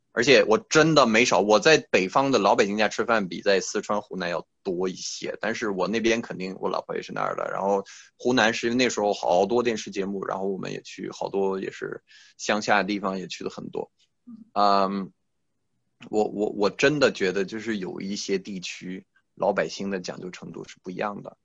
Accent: France; first language French; Chinese is a second language; moved away as an adult; also born or lived in Beijing, China; now in China; 一提我是法国人

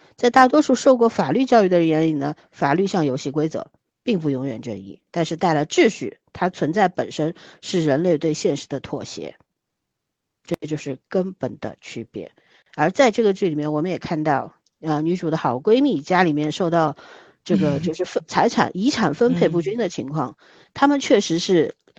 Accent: China; 我们中国人啊，嗯。总是习惯性地去，一定要去定义这个爱情必须是什么样子

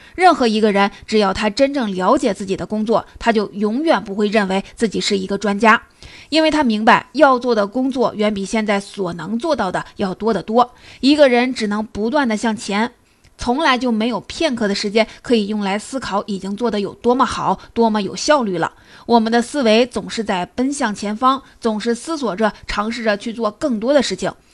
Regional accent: China; 我们中国人常说

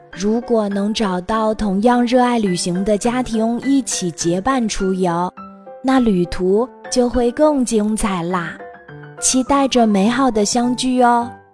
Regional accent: Jiangsu, China; 我们江苏

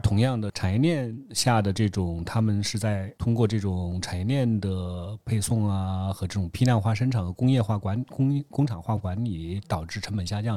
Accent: China; 我作为一个中国人

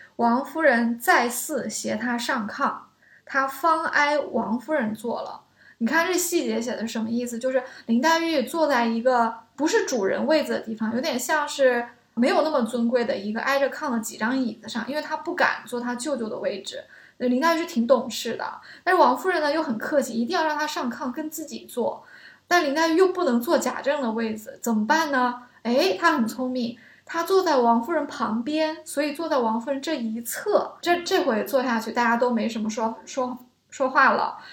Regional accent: China; 我们中国人

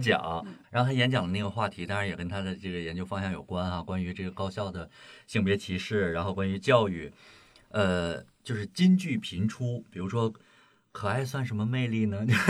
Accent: Shandong, China; 因为我本身是山东人

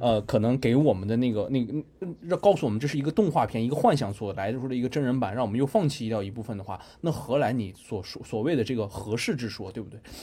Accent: China

